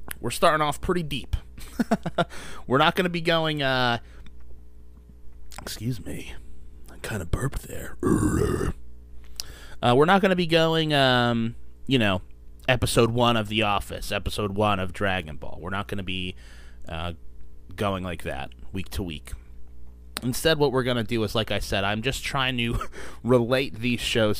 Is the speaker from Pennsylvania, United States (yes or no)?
no; New Jersey, United States; also born or lived in Nashville; I'm 27, I'm from New Jersey, and I still live in New Jersey, although I have lived in Nashville for a little bit